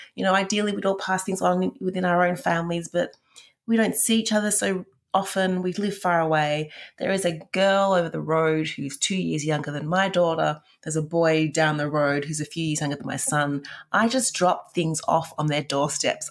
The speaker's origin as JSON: {"language": "English", "town": "Perth", "region": "Western Australia", "country": "Australia", "tie": "born or raised there", "moved": "yes", "lives_now": "Melbourne, Australia", "said": "I grew up in Perth and we would have moved house four or five times there and then moved to Melbourne."}